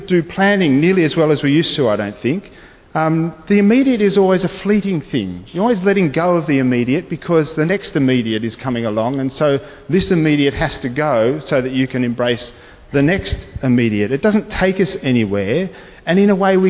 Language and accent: English; Australia; being a citizen of this great nation of Australia. And I'm happy to be identified as Australian